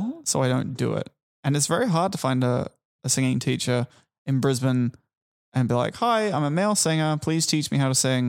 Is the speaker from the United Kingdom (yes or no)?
yes; England, United Kingdom; now in Australia; I'm not from here. I'm from England.